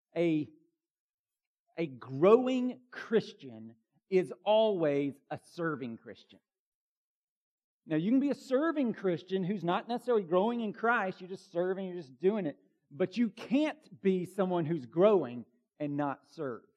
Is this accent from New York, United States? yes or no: no; Bartow County, Georgia, United States; I grew up in Bartow County, Georgia